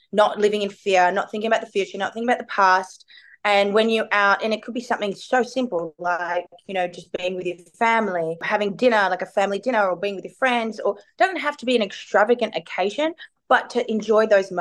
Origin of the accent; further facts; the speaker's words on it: Melbourne, Victoria, Australia; I'm from Melbourne